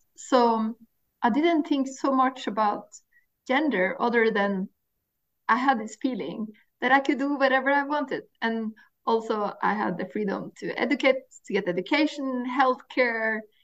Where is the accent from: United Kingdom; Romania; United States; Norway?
Norway; I grew up in Norway and I grew up on the coast of Norway